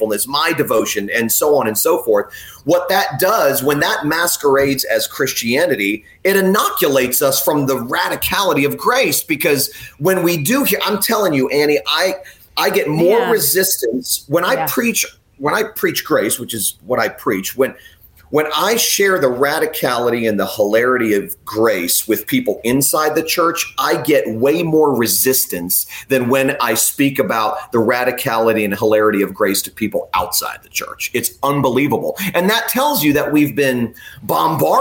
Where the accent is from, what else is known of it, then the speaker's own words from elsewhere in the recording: South Florida, United States; growing up in South Florida like I was